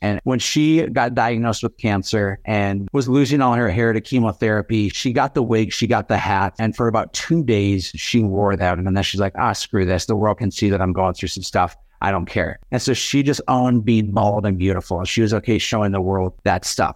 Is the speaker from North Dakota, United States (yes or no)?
yes; Fargo, North Dakota, United States; my hometown of Fargo